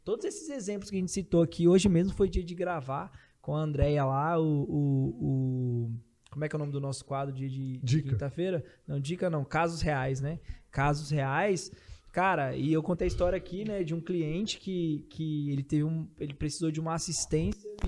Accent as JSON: {"language": "Portuguese", "region": "São Paulo", "country": "Brazil", "said": "Eu vim de São Paulo, acostumado com a agitação, aquela loucura."}